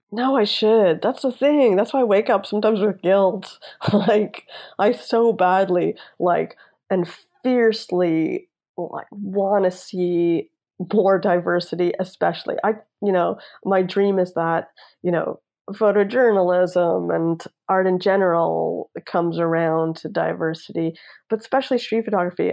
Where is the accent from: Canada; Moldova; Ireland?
Canada; Toronto, Ontario; now in Los Angeles, United States; sometimes i'll go home to toronto and like there's my whole neighborhood that I grew up in Vaughan in North York